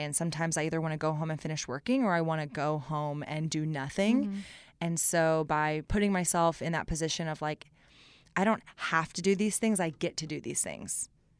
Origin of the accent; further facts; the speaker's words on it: Austin, Texas, United States; I grew up in Austin, mm-hmm. with Live Music Capital of the World